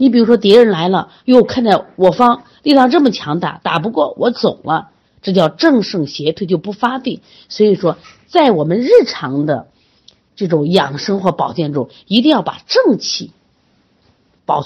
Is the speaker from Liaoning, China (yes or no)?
no; Shaanxi, China; 像我们就是陕西的，就这个临颍，它就会出现这种大脖子病。